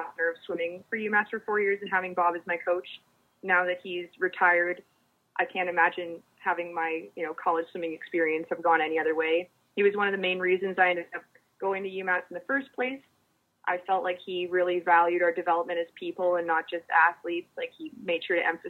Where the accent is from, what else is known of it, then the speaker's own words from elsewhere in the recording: Canada; moved away as an adult; I'm from Canada and it was my first time living outside of my country.